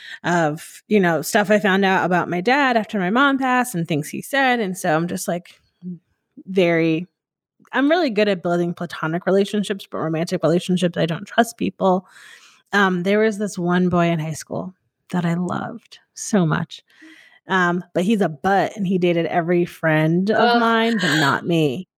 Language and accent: English; Northeast, United States; so growing up in the Northeast, like, which I find very interesting, like in the South, it's like, you're just white, but people in the Northeast, it's like very much a melting pot.